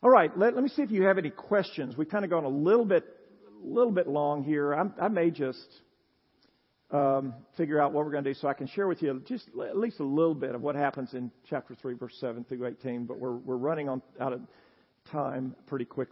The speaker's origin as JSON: {"language": "English", "region": "Tennessee", "country": "United States", "said": "I'm a Southerner, Tennessean"}